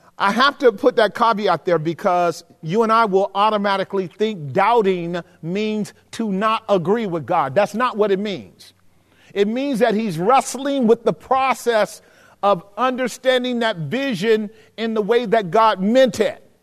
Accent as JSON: {"language": "English", "region": "the South", "country": "United States", "tie": "born or raised there", "said": "growing up in the South"}